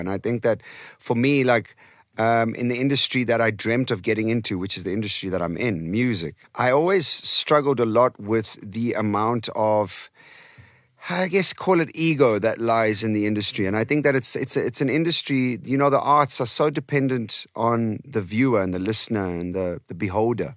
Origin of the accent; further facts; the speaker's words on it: Eastern Cape, South Africa; first language Portuguese; English is a second language; also born or lived in Portimão, Algarve, Portugal; I started to learn English and Xhosa and Afrikaans all at the same time in the Okay. Eastern Cape